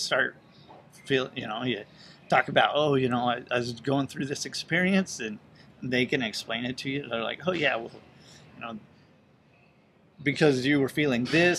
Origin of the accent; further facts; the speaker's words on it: Utah, United States; moved away as an adult; also born or lived in California / Colorado / St. Louis; I grew up in Utah.